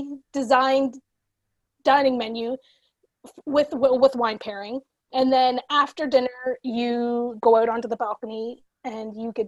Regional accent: East Coast, Canada; we're on the East Coast and we're Canadian

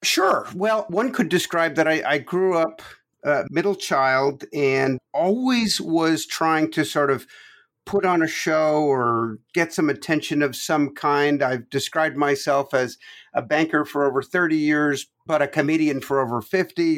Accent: Toronto, Ontario, Canada; moved away as an adult; also born or lived in Quebec, Canada; now in United States; I was born in Quebec, Canada and grew up from age nine on in Toronto

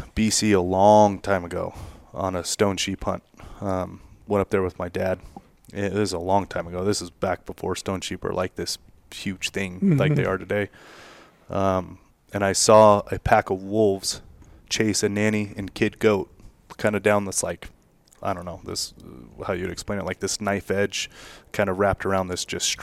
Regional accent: Nevada, United States; Nevada, I mean, my home state

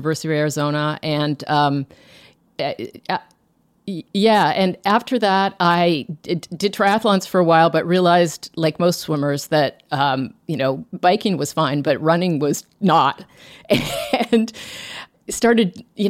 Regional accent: Toronto, Ontario, Canada; I grew up in Toronto, in suburban Toronto

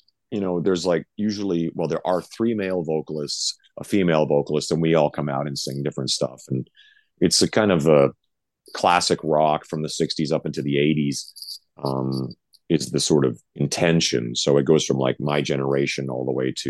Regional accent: Canada; now in Las Vegas, United States; we're both from Canada

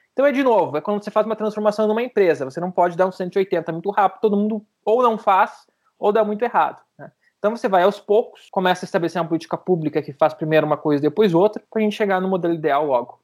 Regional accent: Santa Maria, Rio Grande do Sul, Brazil; eu sou de Santa Maria, morava do lado da Boate Kiss quando teve o um acidente

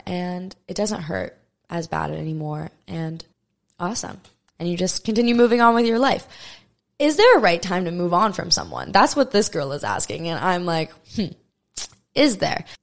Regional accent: Maui, Hawaii, United States; born and raised on Maui, Hawaii

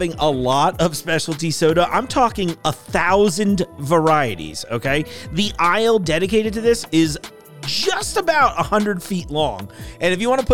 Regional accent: East Coast, United States; moved away; I grew up on the East Coast

